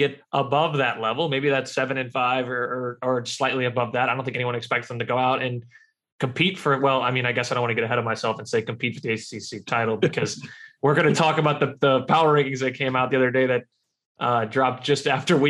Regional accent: Louisiana, United States; I grew up in Louisiana, was an LSU guy

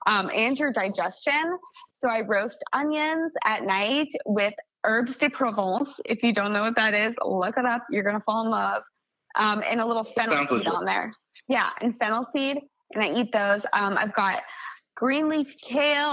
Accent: Kansas, United States; moved away; I'm from Kansas originally

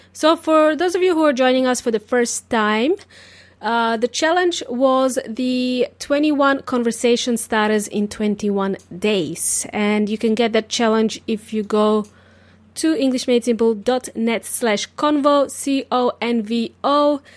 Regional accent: Serbia; English is a second language; now in Australia; I wasn't born in Australia. I was born in Serbia

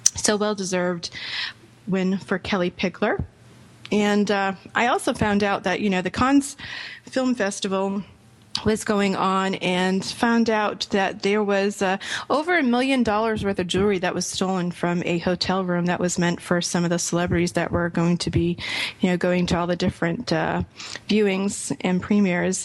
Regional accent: Rhode Island, United States; also born or lived in Boston; now in Orlando, United States; My parents are from Boston, grew up in Rhode Island.

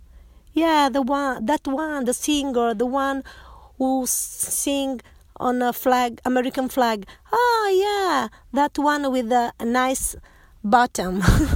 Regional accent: Turin, Piedmont, Italy; now in Rome, Italy; I come from Italy. I live in Rome, but I was born in Turin. I moved to Rome when I got married.

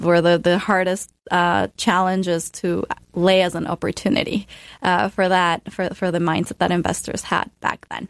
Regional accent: Ecuador; moved away as an adult; now in United States; So I grew up in Ecuador in a home that was actually built with the philosophy of fewer better things. And I moved to America when I was 18 to go to college.

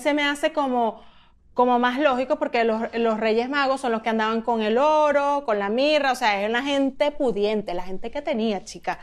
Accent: Venezuela; moved away; después que me fui de Venezuela

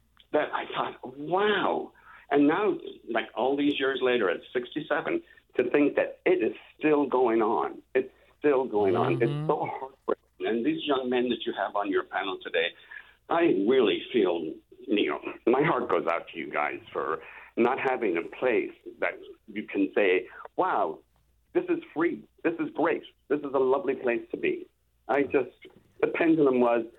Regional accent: Ireland; moved away as an adult; also born or lived in San Francisco; now in San Diego, United States; I arrived in San Francisco on September the 4th, 1979. I was 27 and from Ireland.

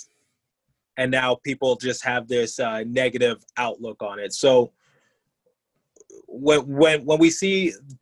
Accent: Detroit, Michigan, United States; moved away as an adult; now in Philadelphia, United States; I grew up in Detroit just fine

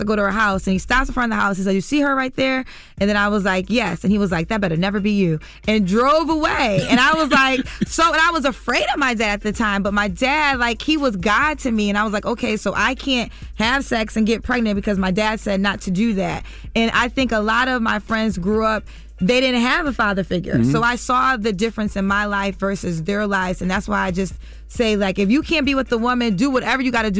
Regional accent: Connecticut, United States; Like, my father, I'm from Connecticut, Kenny Reeder, like, he did a great job.

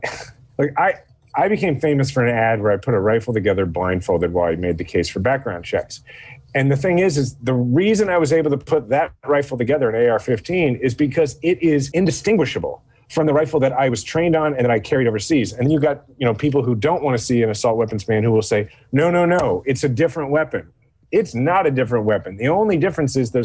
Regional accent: Kansas City, Missouri, United States; I'm from Kansas City

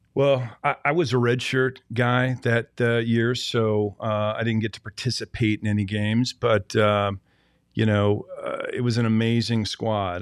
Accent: Seattle, Washington, United States; moved away; I grew up in Seattle, Washington

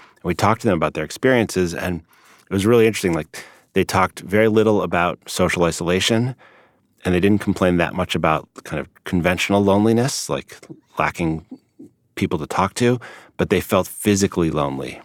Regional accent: Chicago, Illinois, United States; I grew up in Chicago

